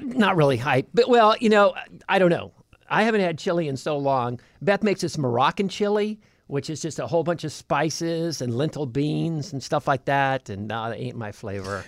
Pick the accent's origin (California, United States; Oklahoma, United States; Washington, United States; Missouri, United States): California, United States; moved away; I'm from California